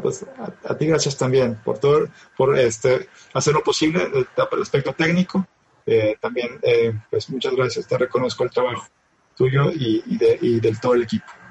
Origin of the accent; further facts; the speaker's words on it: Monterrey, Nuevo León, Mexico; yo vengo de Monterrey del Norte